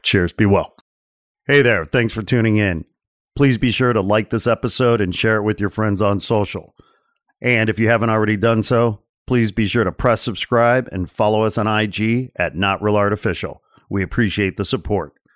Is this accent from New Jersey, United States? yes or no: no; 40 miles outside of Chicago, Illinois, United States; I grew up 40 miles outside of Chicago